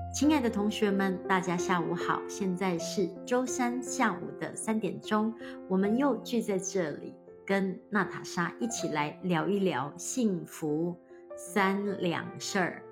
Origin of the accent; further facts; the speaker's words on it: Hualien, Hualien County, Taiwan; moved away; 我老家呢，花莲，就是一个面向太平洋的一个城市，小城市